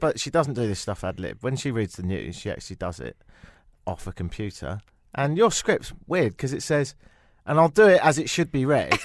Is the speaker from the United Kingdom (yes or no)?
yes; England, United Kingdom; now in Toronto, Canada; we're from a nation of such fools